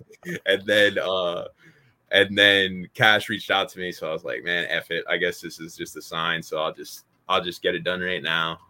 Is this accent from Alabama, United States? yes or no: no; Pennsylvania, United States; also born or lived in Louisiana; I went back to Pennsylvania, right? Because I'm not from Louisiana. So then I went back all the way back up to Pennsylvania